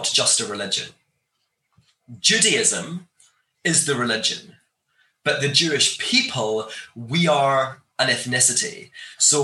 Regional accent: Glasgow, Scotland, United Kingdom; I grew up in Scotland, in Glasgow, in Scotland

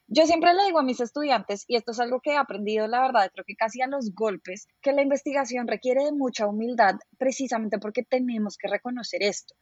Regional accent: Colombia; siento que es como mi responsabilidad como colombiana

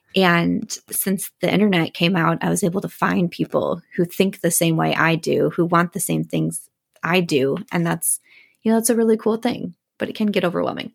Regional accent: Midwest, United States; I'm from the Midwest

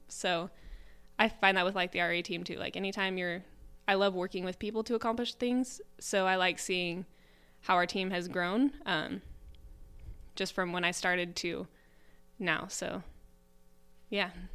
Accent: Salem, Oregon, United States; I'm from Salem, so I'm really close to my home

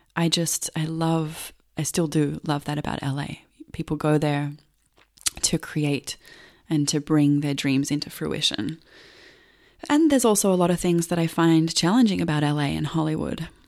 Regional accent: Melbourne, Victoria, Australia; I grew up in Australia, in Melbourne

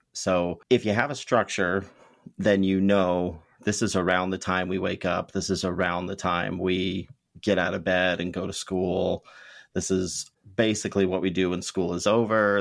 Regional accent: Ventura, California, United States; I grew up in the Ventura, California area

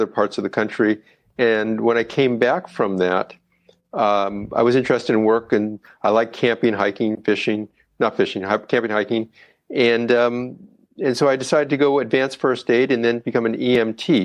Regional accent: Oxnard, California, United States; I'm born and raised in Oxnard, California.

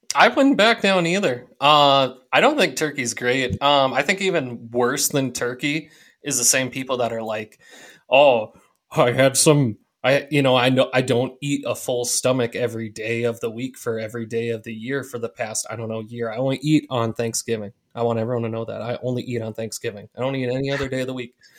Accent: Minnesota, United States; we're from Minnesota, and we have all kinds of Scandinavian culture around

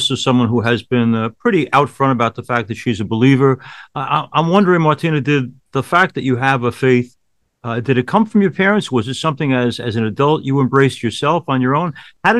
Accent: Westbury, New York, United States; the NYCB Theater at Westbury on Long Island, New York, my hometown.

